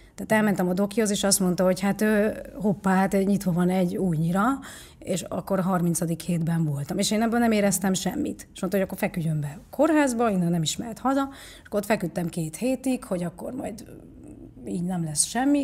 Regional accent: Pécs, Baranya, Hungary; also born or lived in Nagykanizsa, Zala, Hungary; Pécsre költöztünk mi is

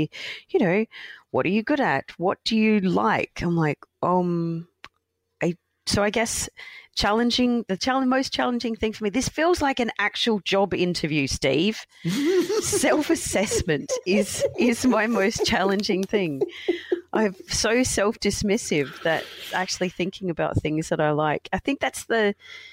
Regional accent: Australia; growing up in Australia

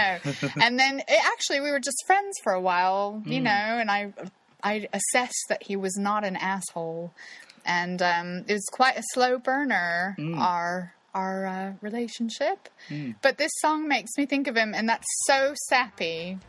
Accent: Kansas City, Missouri, United States; So I went bouncing up to them. Oh my God, I'm from Kansas City.

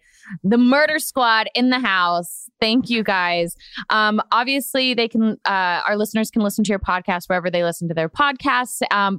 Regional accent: Florida, United States; I'm from Florida.

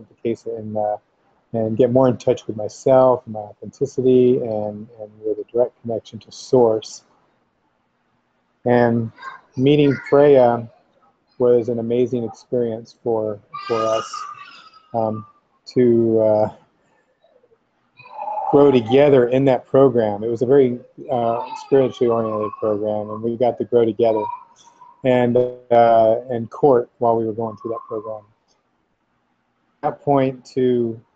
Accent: Florida, United States; now in Costa Rica; I was raised in Florida in the South in the 60s and 70s

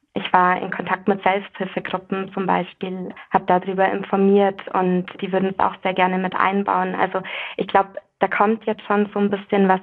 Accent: Bavaria, Germany; ich bin ja in Bayern aufgewachsen

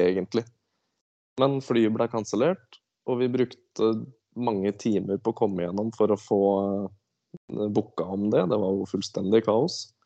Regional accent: Askim, Østfold, Norway; jeg er ifra Askim. Det er jo ja. indre Østfold.

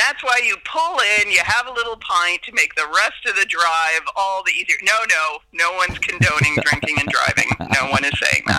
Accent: Oregon, United States; now in Ireland; I'm a proud Oregonian.

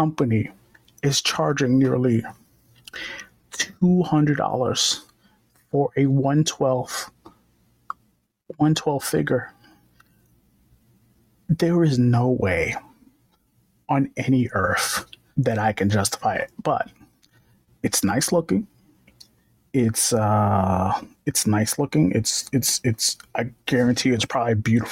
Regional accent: New York, United States; I'm from New York

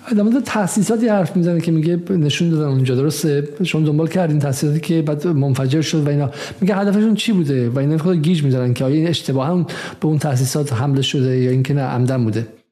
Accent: Iran; در دهه 60 بزرگ شدم در ایران

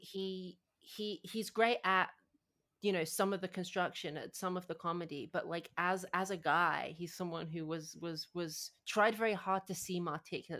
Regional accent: United Kingdom; I'm British

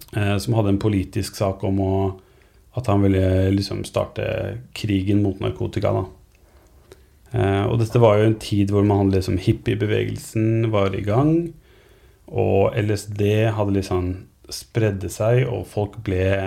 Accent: Norway; Som nordmann

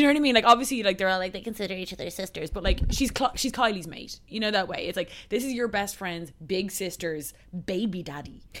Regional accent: Dublin, Leinster, Ireland; also born or lived in United States; I'm just from Dublin

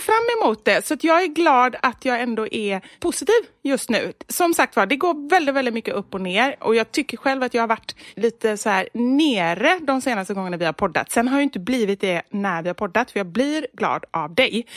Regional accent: Gothenburg, Västra Götaland, Sweden; accent: Gothenburg expressions; moved away as an adult; now in Stockholm, Sweden

